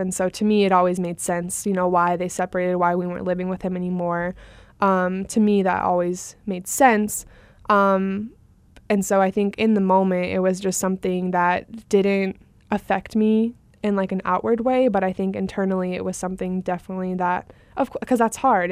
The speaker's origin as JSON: {"language": "English", "town": "Phoenix", "region": "Arizona", "country": "United States", "tie": "born or raised there", "said": "we moved kind of from West Phoenix area to Central Phoenix"}